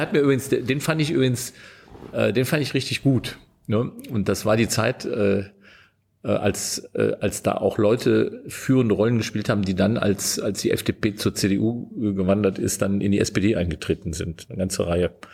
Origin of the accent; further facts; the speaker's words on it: Meerbusch, North Rhine-Westphalia, Germany; wenn ich jetzt sage, wie der Ort heißt, in dem ich geboren bin, dann hält mich jeder für einen Multimillionär, weil das ist Meerbusch bei Düsseldorf